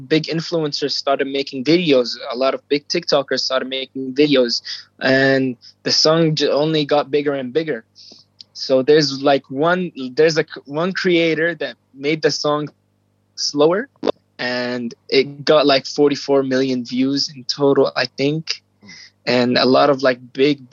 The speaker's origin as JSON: {"language": "English", "country": "Jordan", "said": "I'm 17 years old and I'm from Jordan in the Middle East"}